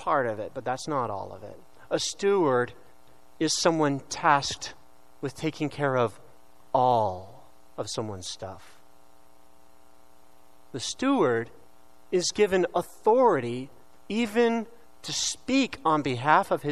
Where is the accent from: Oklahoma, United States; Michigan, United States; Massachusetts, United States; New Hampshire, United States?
Oklahoma, United States; Tulsa; I'm from the Diocese of Tulsa, Oklahoma. So if my accent comes out, please pardon me.